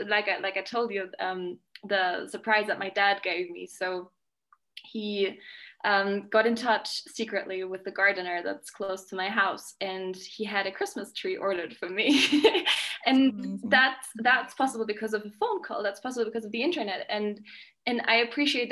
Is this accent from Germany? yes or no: yes; Germany; moved away as an adult; also born or lived in Scotland; now in Mexico; I grew up in Germany with my dad, my mom, and my sister and brother. And then I moved to Scotland when I was 18.